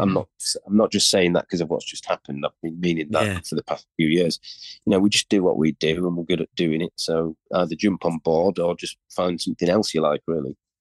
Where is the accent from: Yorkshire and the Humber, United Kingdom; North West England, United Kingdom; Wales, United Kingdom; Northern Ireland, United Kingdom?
Yorkshire and the Humber, United Kingdom; York; we're from York, very unusual, weird